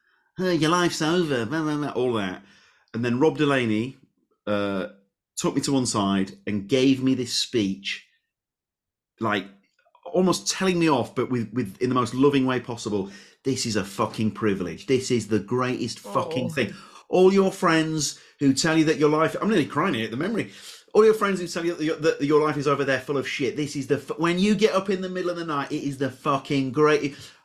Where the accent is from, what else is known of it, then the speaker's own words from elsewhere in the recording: Leeds, Yorkshire and the Humber, United Kingdom; Now, I'm from Leeds.